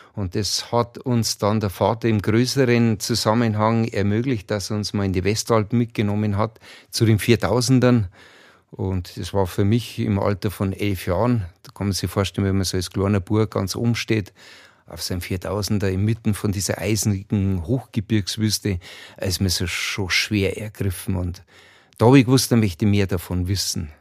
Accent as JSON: {"language": "German", "area": "Chiemgau, Berchtesgadener Land", "region": "Bavaria", "country": "Germany", "tie": "born or raised there", "said": "wir sind in den Bergen groß geworden, im Chiemgau, im Berchtesgadener Land"}